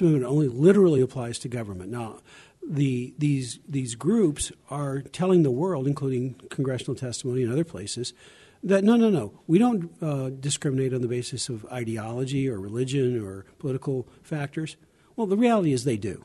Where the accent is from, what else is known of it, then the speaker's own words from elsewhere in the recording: Arkansas, United States; I was born in Arkansas, not Tennessee